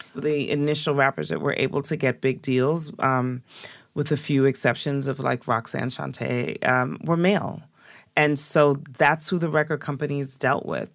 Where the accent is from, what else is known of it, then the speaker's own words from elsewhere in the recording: Jamaica; I was born in Jamaica in a place called Beeson Spring